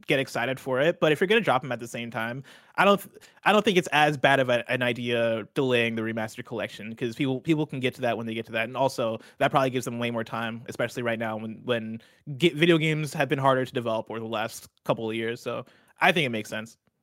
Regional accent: central Illinois, United States; moved away as an adult; also born or lived in Seattle; I had flown back to my hometown, uh, back in central Illinois

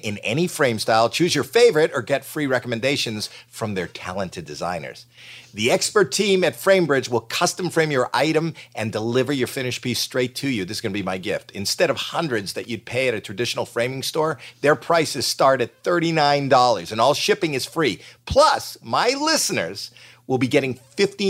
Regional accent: Canada; moved away as an adult; We're Canadian

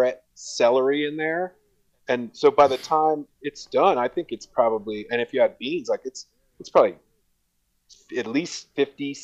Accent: Columbus, Ohio, United States; moved away as an adult; now in Jackson Hole, United States; I grew up in Columbus, Ohio, which is one of the chili capitals of the United States

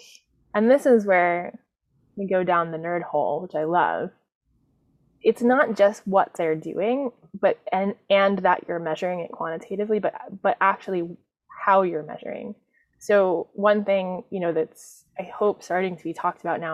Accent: New York City, New York, United States; I'm a New Yorker

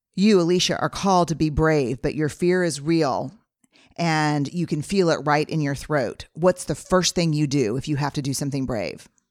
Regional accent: Texas, United States; Fifth generation Texan

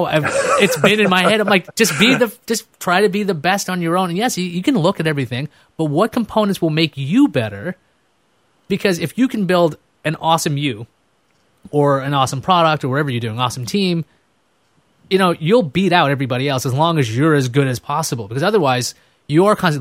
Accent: New York City, New York, United States; also born or lived in Boston; I'm a guy from Queens

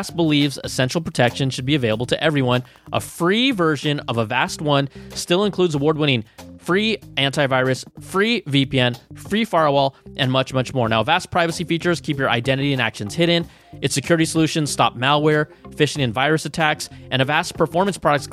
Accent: Bay Area, California, United States; I'm from the Bay Area.

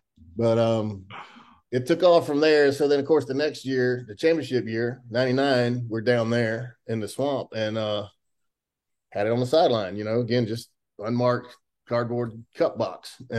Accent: Madison, Florida, United States; Of course, I'm from Madison

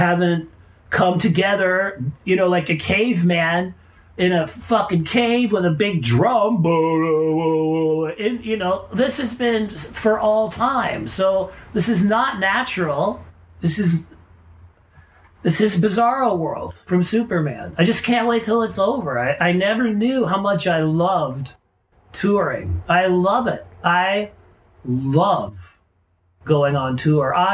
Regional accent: Canada; I am a Canadian, so I grew up loving beer

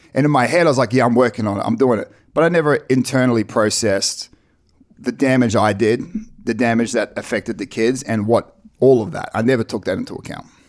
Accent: New Zealand; also born or lived in Ipswich, Australia; now in United States; We were born into the Mormon church, born and raised in New Zealand

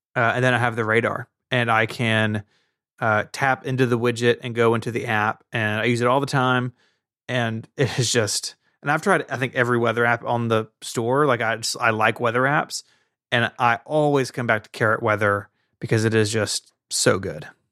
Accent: Tennessee, United States; I'm from Tennessee and I talk the way that I talk

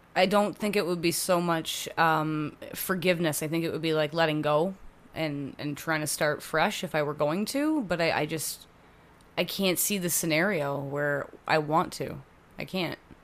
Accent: Hamilton, Ontario, Canada; born or raised there; also born or lived in Oakville / Burlington

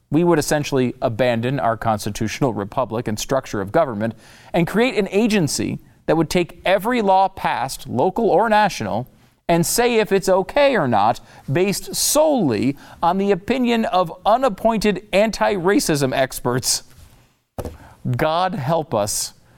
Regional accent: Connecticut, United States; also born or lived in New York; I, I was, uh, born in New York. I grew up in Connecticut

